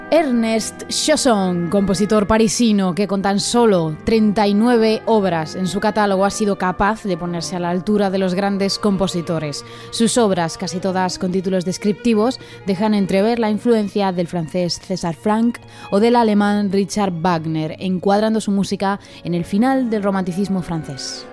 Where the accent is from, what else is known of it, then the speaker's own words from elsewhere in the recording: Asturias, Spain; moved away; poder llevar la música clásica a mi tierra, aun estando tan lejos